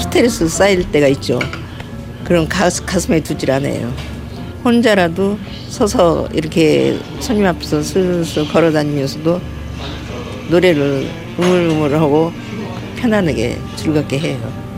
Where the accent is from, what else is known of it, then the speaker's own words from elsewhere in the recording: Gochang, North Jeolla, South Korea; now in Incheon, South Korea; 우리 친정은 전라북도 고창.